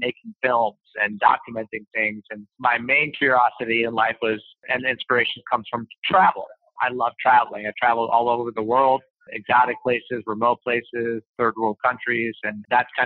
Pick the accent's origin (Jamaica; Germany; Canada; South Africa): Canada; Montreal, Quebec; I come from Montreal